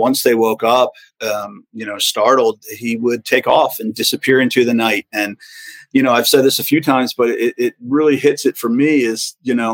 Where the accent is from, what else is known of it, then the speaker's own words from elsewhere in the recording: Edgewood, Maryland, United States; my hometown of Edgewood